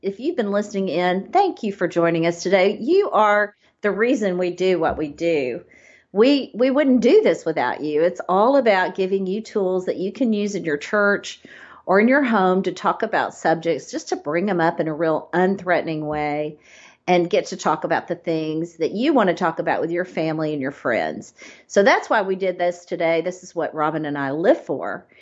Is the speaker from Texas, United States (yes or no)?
yes; Texas, United States; I'm a Texan